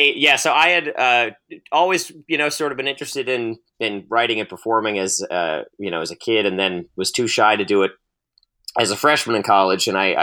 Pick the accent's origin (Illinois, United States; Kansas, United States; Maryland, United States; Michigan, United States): Maryland, United States; So I'm from Western Maryland, very close to the West Virginia border. And my hometown, I'm from the second westernmost county in Maryland. So we share a lot with West Virginia culturally.